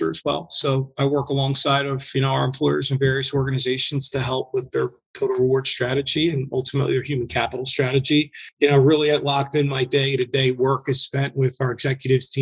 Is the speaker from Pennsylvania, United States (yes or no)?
yes; Philadelphia, Pennsylvania, United States; moved away; born and raised in Philadelphia